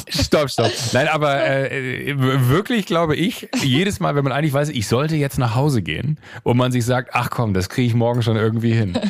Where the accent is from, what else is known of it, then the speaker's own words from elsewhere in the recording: Viersen district, Mönchengladbach area, North Rhine-Westphalia, Germany; im rheinischen äh, da, äh, Kreis Viersen, Mönchengladbach, die Ecke, wo ich herkomme